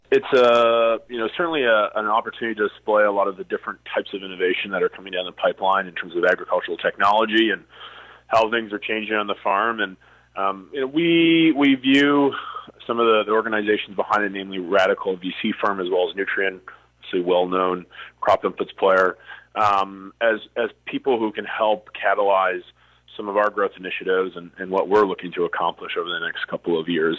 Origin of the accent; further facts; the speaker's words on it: Foam Lake, Saskatchewan, Canada; my hometown being Foam Lake.